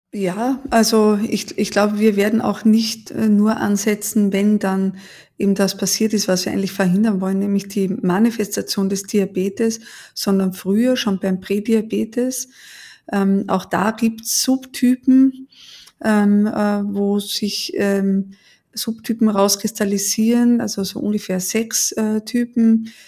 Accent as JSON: {"language": "German", "region": "Vienna", "country": "Austria", "tie": "born or raised there", "moved": "as an adult", "lives_now": "Heidelberg, Germany", "said": "Ich bin in Wien geboren und habe die ersten 30 Jahre da auch verbracht."}